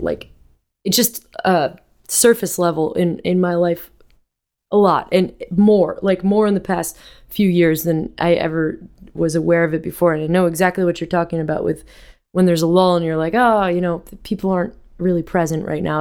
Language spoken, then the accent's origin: English; Vermont, United States; moved away; I grew up in Vermont with my with music all around me in my house